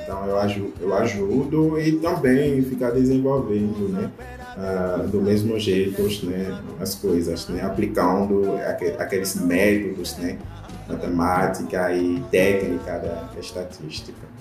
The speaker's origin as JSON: {"language": "Portuguese", "country": "Benin", "second_language": "Portuguese", "moved": "yes", "lives_now": "Brazil", "said": "Eu não sou brasileiro, né? Eu vim da África, eu sou de Benin"}